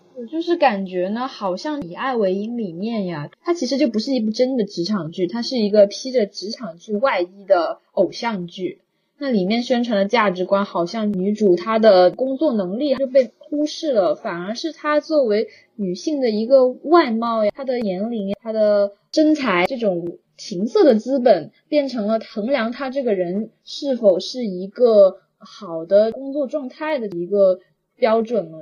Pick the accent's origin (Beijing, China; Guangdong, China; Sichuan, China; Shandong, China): Guangdong, China; 我跟虾滑我们都是广东人嘛，所以呢，我们这边从小收看的可能很多，多数都是嗯哼。呃，T V B 翡翠台那边播放的电视剧